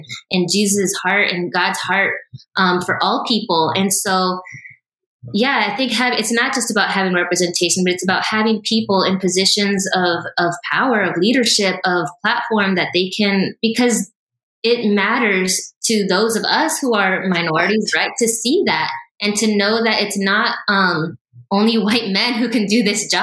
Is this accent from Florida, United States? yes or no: yes; Miami, Florida, United States; moved away as an adult; now in South Carolina, United States; I'm from Miami